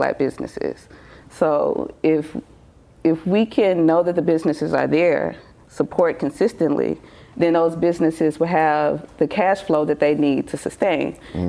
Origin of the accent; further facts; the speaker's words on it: Mississippi, United States; now in Atlanta, United States; I'm originally from Mississippi